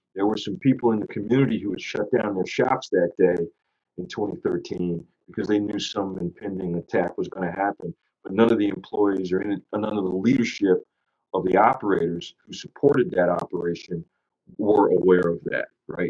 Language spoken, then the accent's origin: English; United States; as an American